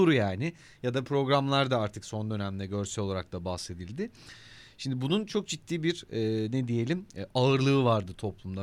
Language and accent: Turkish; Denizli, Turkey; Ben doğma büyüme Denizli'yim.